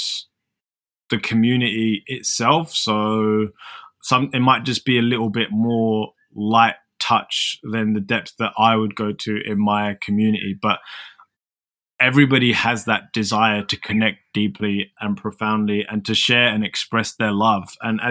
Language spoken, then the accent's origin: English; London, United Kingdom; moved away as an adult; now in Melbourne, Australia; I'm from London